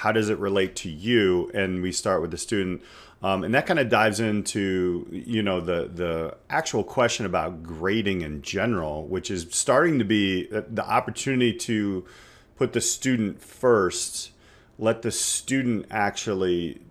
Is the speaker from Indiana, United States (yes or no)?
yes; Indiana, United States; I'm from Indiana